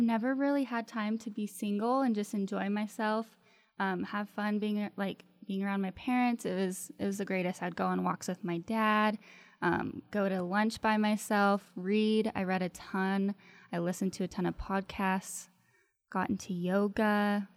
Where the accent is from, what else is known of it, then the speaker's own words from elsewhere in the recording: Elko, Nevada, United States; moved away; From a little redneck town in Nevada called Elko